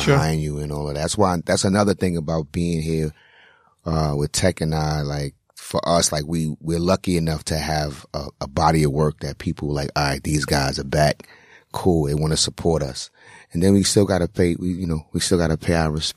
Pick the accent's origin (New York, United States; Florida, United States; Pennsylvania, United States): New York, United States; New York City; I grew up in Brownsville